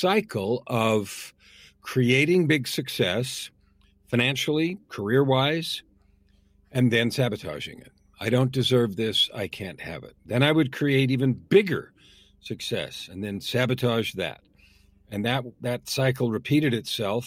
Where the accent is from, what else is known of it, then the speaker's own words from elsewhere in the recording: San Francisco, California, United States; I was born in San Francisco, grew up in the San Francisco Bay Area